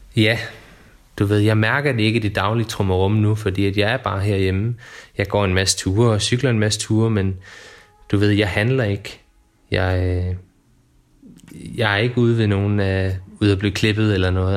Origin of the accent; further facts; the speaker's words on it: Funen, Southern Denmark, Denmark; now in Odense, Denmark; Jeg er født og opvokset på Fyn, oppe på en lille flække, der hedder Hintholm, som ligger i toppen af Nordøstfyn.